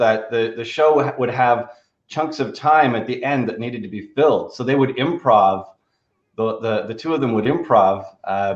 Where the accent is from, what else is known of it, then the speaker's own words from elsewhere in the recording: Canada; growing up in Canada in the 80s